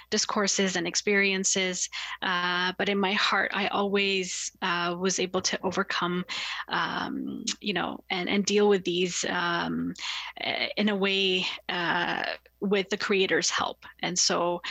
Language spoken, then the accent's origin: English; Toronto, Ontario, Canada; I grew up in Scarborough in like a very racially and religiously diverse community